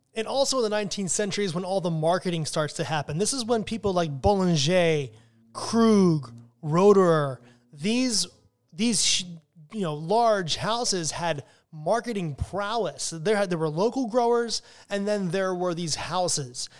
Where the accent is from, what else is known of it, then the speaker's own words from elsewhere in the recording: United States; as an American wine drinker